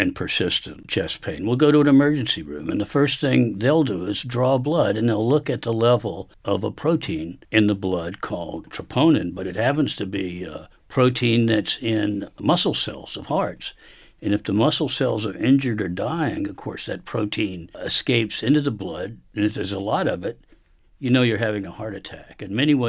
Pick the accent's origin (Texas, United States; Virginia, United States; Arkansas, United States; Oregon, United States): Virginia, United States; Richmond; I grew up in Richmond, Virginia